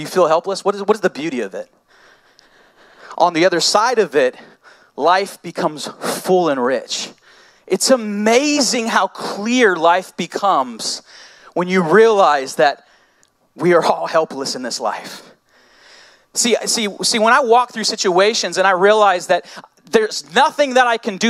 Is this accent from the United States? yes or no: yes; United States; I'm American